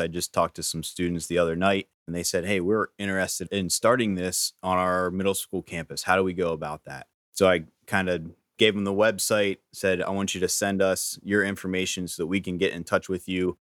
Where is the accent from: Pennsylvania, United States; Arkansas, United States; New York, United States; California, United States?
Pennsylvania, United States; Gettysburg; I'm from Gettysburg, Pennsylvania originally, down around that area